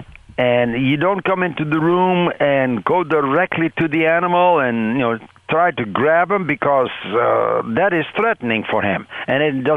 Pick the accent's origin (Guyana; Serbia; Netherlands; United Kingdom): Netherlands; now in Michigan, United States; I was born and raised in the Netherlands and on a dairy farm, the youngest of six children